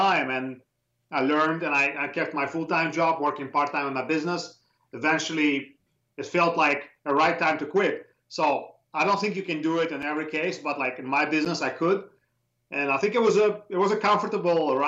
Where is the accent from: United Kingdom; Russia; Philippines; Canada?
Russia; English is a second language; moved away as an adult; now in United States; in Russia, at least my experience, in my days, the basic education, like the baseline education, was very strong